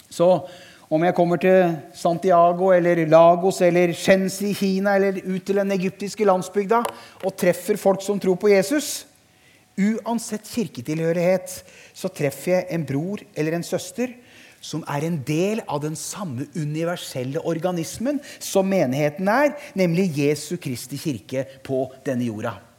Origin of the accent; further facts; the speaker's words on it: Harestua, Eastern Norway, Norway; moved away as an adult; now in Sørlandet, Norway; Jeg er født og oppvokst på Østlandet